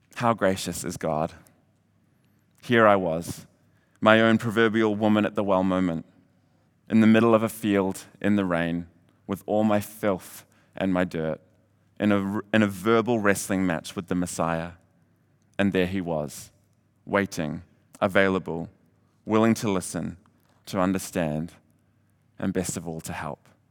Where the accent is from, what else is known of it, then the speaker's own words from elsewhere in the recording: Hamilton, Waikato, New Zealand; moved away as an adult; also born or lived in Redding, California; I was born and raised in Hamilton